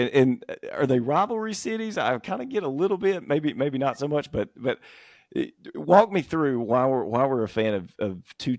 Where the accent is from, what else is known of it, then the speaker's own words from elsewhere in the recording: Mississippi, United States; I'm at my buddy Callum in Dallas watching Tottenham. I'm from Mississippi.